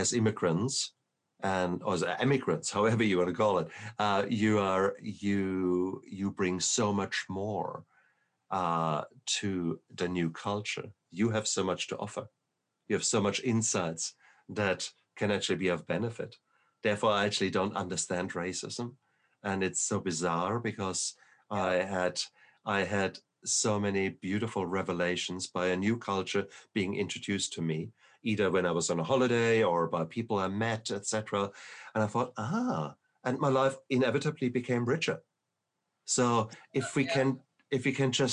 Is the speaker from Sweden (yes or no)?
no; Germany; moved away; also born or lived in Berlin, Germany; I come from Germany. And whilst I always considered myself German, very German